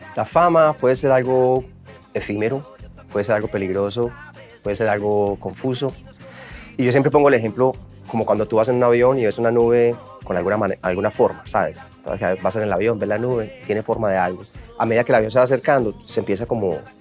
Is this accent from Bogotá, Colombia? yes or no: no; Medellín, Antioquia, Colombia